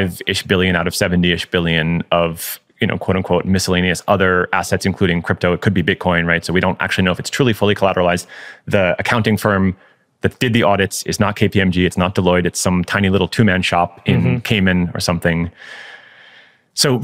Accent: United States; me as an American citizen

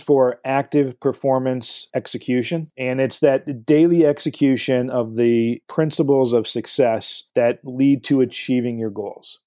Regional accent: Livonia, Michigan, United States; I grew up in uh, Livonia, Michigan

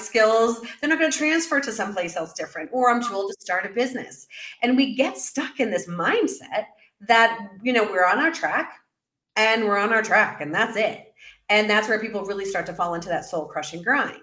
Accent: New York City, New York, United States; moved away as an adult; also born or lived in Central America; now in Mexico City, Mexico; as a New Yorker

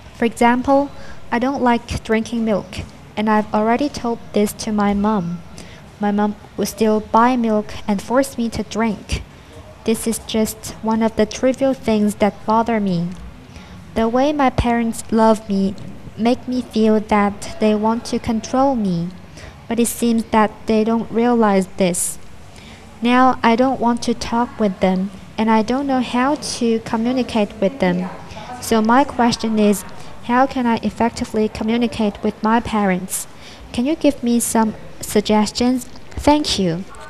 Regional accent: Zhaoqing, Guangdong, China; now in Guangzhou, China; from Zhaoqi, Guangdong. I study in Guangzhou.

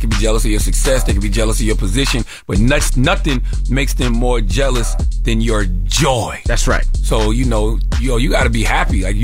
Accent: New York, United States; now in Prosperity, United States; I'm in South Carolina. I'm originally from New York.

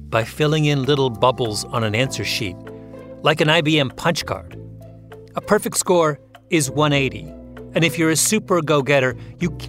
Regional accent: Canada; I'm a Canadian.

